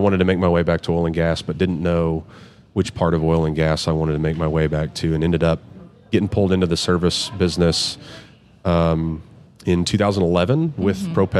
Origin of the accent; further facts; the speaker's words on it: Midland, Texas, United States; I'm born and raised in Midland, Texas.